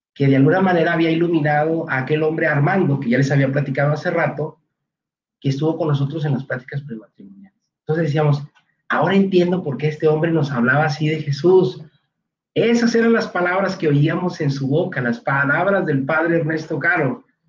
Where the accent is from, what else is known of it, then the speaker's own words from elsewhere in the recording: Monterrey, Nuevo León, Mexico; somos de aquí en Monterrey, ambos nacimos aquí, aunque nuestros padres no son regiomontanos, pero sí ambos crecimos aquí